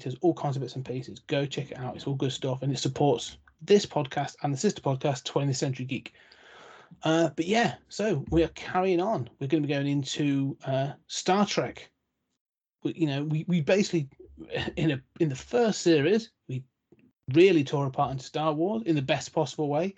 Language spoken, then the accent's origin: English; United Kingdom; as the Brit